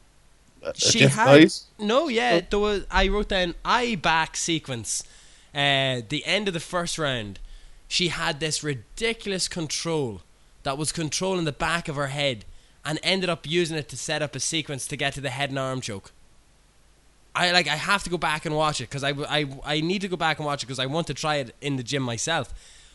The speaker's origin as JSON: {"language": "English", "country": "Ireland", "said": "I'm Irish"}